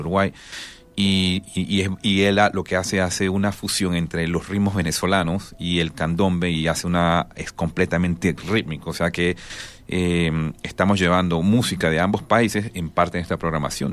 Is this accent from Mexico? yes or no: no; Panama; yo soy de Panamá, soy panameño.